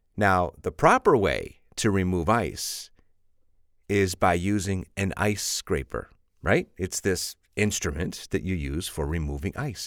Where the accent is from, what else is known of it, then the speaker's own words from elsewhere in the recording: Chicago, Illinois, United States; I'm from Chicago